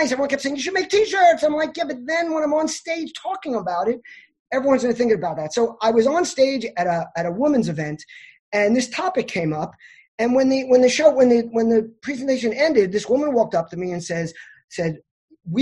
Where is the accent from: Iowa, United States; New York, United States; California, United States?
New York, United States; I'm a New Yorker.